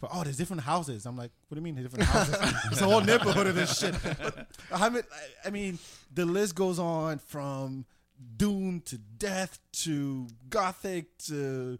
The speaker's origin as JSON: {"language": "English", "country": "France", "tie": "born or raised there", "moved": "yes", "said": "I grew up in France."}